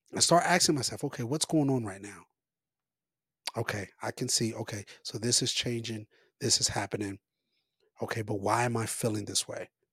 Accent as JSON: {"language": "English", "town": "Copperas Cove", "region": "Texas", "country": "United States", "tie": "born or raised there", "moved": "as an adult", "lives_now": "Colorado, United States", "said": "I have been in Copper's Cove, Killeen, Texas, all of my life, small little beautiful town, but all of my life, that is all I know in some sense, like, that, that's all I was raised around"}